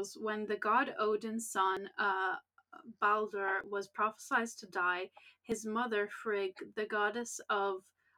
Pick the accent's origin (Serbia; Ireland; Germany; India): Ireland; we're Irish